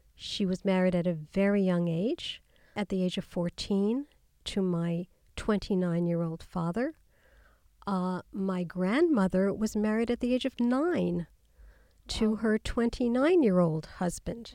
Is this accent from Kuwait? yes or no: no; New York City, New York, United States; growing up in Queens in New York, going to public school